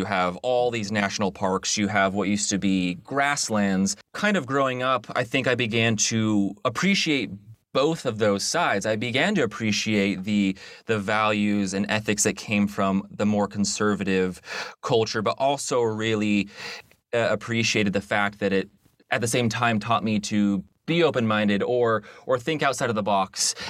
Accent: Salt Lake City, Utah, United States; we're both from Salt Lake City. And Salt Lake City and where it sits geographically and culturally, I think has been very informative on both of our worldviews.

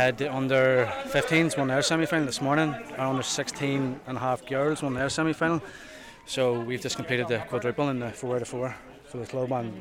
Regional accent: Lurgan, Northern Ireland, United Kingdom; I grew up in Tignavin beside the clubhouse in St. Paul's

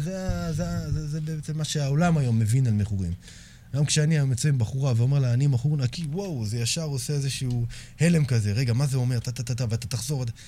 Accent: Herzliya, Tel Aviv District, Israel; גדלתי בשכונה מאוד בעייתית בהרצליה

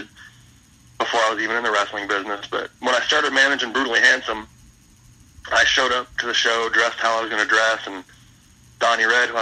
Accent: Indiana, United States; now in Cincinnati, United States; I grew up in Indiana

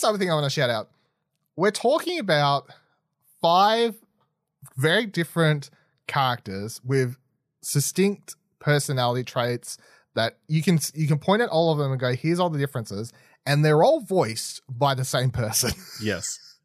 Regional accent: Australia; I'm Australian

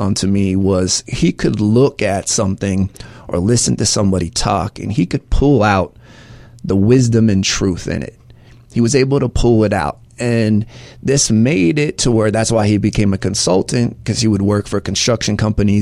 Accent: near Orlando, Florida, United States; also born or lived in Atlanta, Georgia; I'm from Atlanta, Georgia. I grew up most of my life, though, right outside of Orlando, Florida.

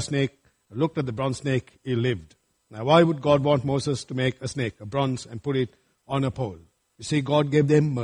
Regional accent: Sri Lanka; moved away; when I was growing up in Sri Lanka

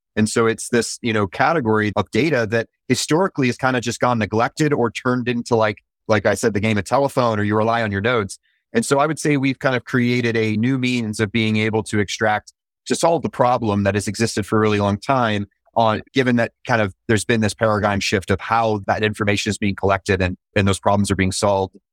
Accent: Utah, United States; also born or lived in San Francisco; now in Orange County, United States; I'm originally from Utah

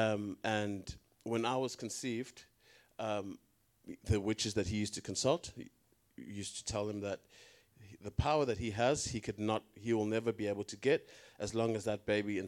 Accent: South Africa; now in Australia; I'm from South Africa

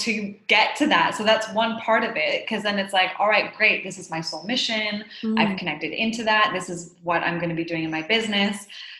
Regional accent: Haiti; So I'm Canadian and I grew up in Haiti as the daughter of two humanitarian workers and was exposed to a lot of injustice from a very young age

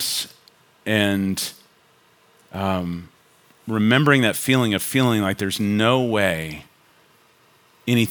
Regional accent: Richardson, Texas, United States; also born or lived in Chicago / Denton / Flower Mound; I was born in Chicago, but I was raised in Richardson

